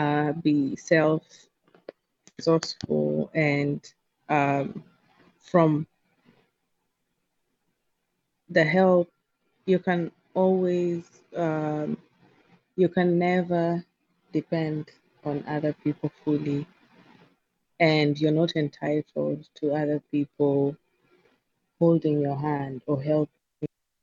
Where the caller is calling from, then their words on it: Seattle, Washington, United States; I'm speaking from Seattle, Washington.